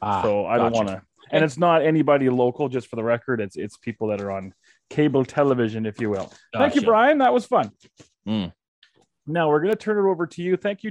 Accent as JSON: {"language": "English", "town": "Calgary", "region": "Alberta", "country": "Canada", "moved": "as an adult", "said": "I moved away from Calgary when I was around 20, I want to say."}